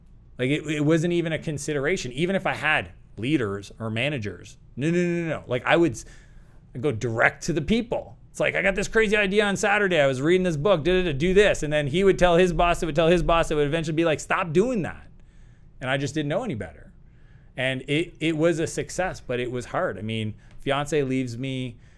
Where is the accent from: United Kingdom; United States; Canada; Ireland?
Canada; And Perfect. that's American. I'm Canadian. Yep. That's real money.